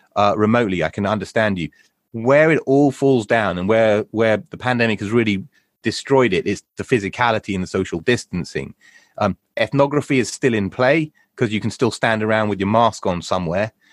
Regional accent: United Kingdom; we're British. We're British guinea pigs

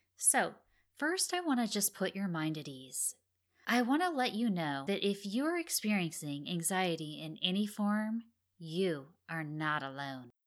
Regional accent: Oregon, United States; moved away; I'm originally from Oregon, and I have lots of family and friends that are still there

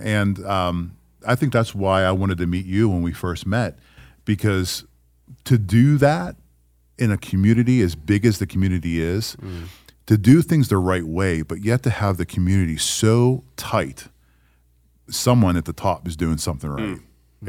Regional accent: Pittsburgh, Pennsylvania, United States; I moved here from Pennsylvania, so I'm a northerner, and you know, I say y'all now, so hopefully that makes me somewhat southern.

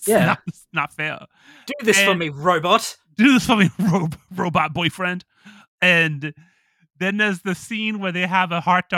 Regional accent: United States; I'm American.

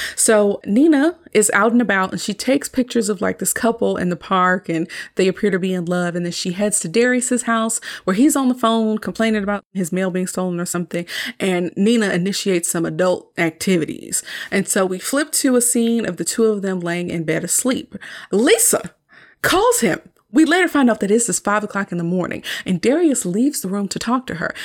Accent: the South, United States; I'm from the South

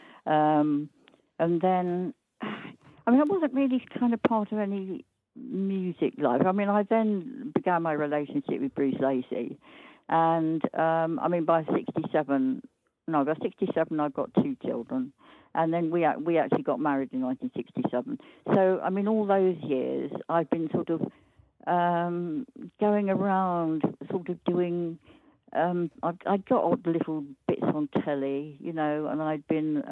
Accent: London, United Kingdom; moved away as an adult; also born or lived in Norwich; North London suburb called Winchmore Hill near Southgate.

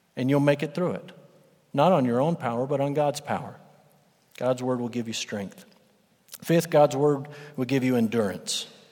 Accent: West Texas, United States; moved away; I'm from West Texas.

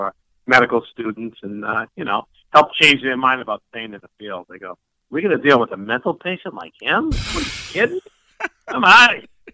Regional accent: Lynn, Massachusetts, United States; also born or lived in Gardner, Massachusetts; I'm originally from Lynn, the city of Sin

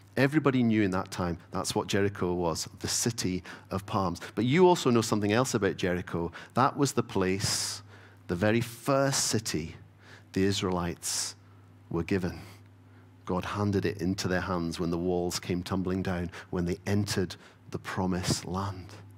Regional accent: Stornoway, Scotland, United Kingdom; I grew up in the Isle of Lewis. Uh, so growing up in Stoneway

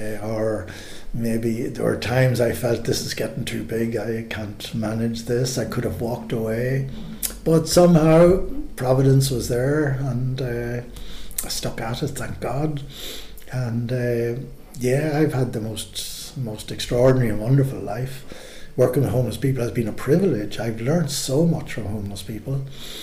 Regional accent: Ireland; And I thought growing up in Ireland was a wonderful place. Ireland was a wonderful place to grow up

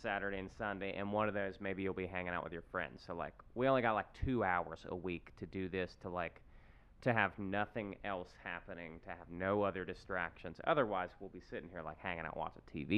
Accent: West Virginia, United States; I'm from West Virginia, so I would fish every summer growing up

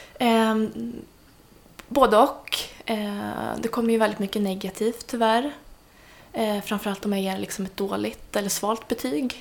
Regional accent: Värmland, Sweden; moved away; jag kommer ju från Värmland ursprungligen

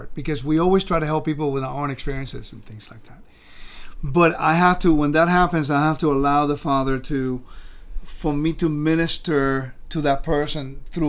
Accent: California, United States; also born or lived in Puerto Rico; Understand where I'm from Puerto Rico. small little island in the Caribbean. Grew up in California.

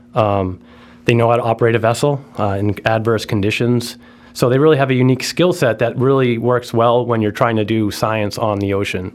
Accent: Martha's Vineyard, Massachusetts, United States; I grew up in Martha's Vineyard.

